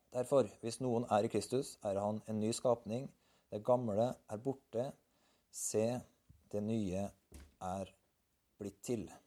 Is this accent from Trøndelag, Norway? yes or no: yes; Berkåk, Trøndelag, Norway; Jeg er født på landet, i fjellbygda Eller vokste opp på fjellbygda Berkåk. Jeg er trønder og har en trøndersk identitet.